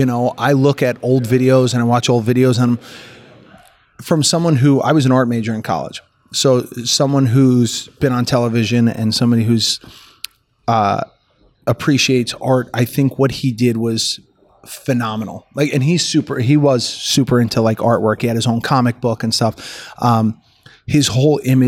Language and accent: English; Newark, New Jersey, United States; also born or lived in Montclair, New Jersey; now in New York, United States; I grew up in Newark, New Jersey